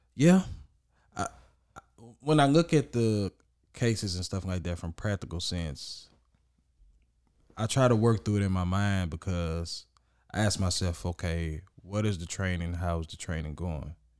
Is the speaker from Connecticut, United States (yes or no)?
no; Orange, Texas, United States; I was born and raised in Orange, Orange, Texas